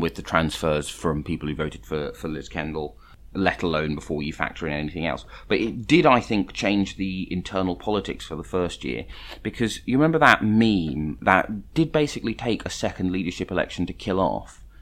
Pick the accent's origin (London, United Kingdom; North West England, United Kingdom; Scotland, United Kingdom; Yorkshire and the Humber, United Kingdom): London, United Kingdom; I grew up in London